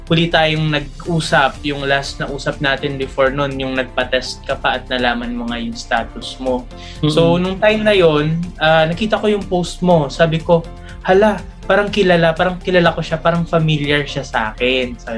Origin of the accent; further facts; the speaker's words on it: Bacolod, Negros Occidental, Philippines; ako naman, lumaki ako sa Negros Island sa may Bacolod. So, nung nalaman nga namin Ilonggo, pares kami Ilonggo